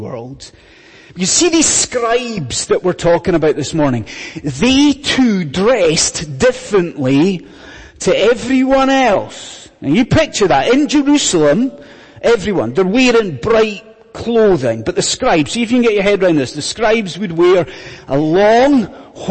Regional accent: Scotland, United Kingdom; when I was growing up in Scotland, many years ago

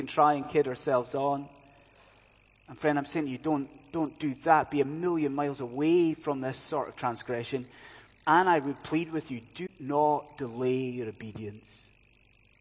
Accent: Scotland, United Kingdom; now in London, United Kingdom; I'm a Scotsman

